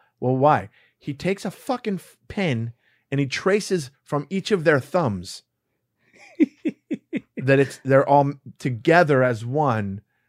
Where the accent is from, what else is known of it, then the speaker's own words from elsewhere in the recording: Los Angeles, California, United States; I grew up in Los Angeles.